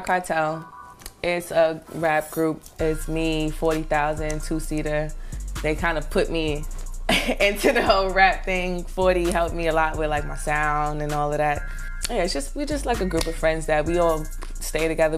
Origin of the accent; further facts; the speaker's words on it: New York City, New York, United States; also born or lived in North Carolina; I'm from Brooklyn, East New York, Cypress Hills Projects. I've been in Brooklyn all my life